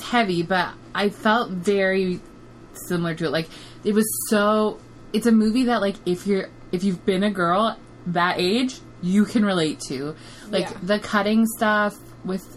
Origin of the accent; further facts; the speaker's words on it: Ottawa, Ontario, Canada; I grew up in Barrhaven, like, my whole life